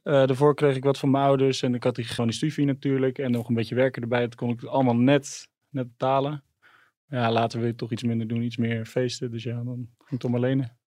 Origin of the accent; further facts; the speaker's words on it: Middelburg, Zeeland, Netherlands; moved away as an adult; Ik kom uit Middelburg